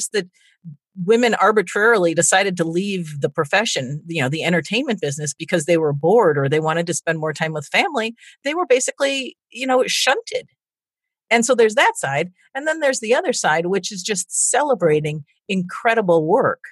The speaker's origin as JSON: {"language": "English", "region": "Minnesota", "country": "United States", "tie": "born or raised there", "moved": "as an adult", "lives_now": "Chicago, United States", "said": "living in the Midwest, growing up in Minnesota"}